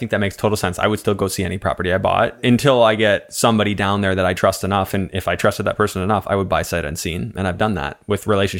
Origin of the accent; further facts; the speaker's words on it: Canada; now in United States; So not to minimize our conversation about working as a Canadian in the States, because I think that that's important